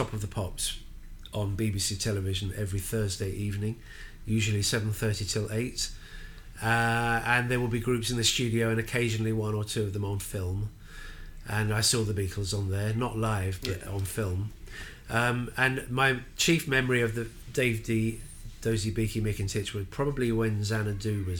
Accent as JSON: {"language": "English", "region": "London", "country": "United Kingdom", "tie": "born or raised there", "said": "as a Londoner"}